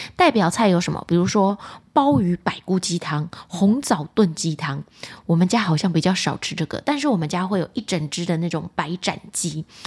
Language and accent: Chinese; Taiwan; 我们台湾人呢，在过年的时候会吃的团圆菜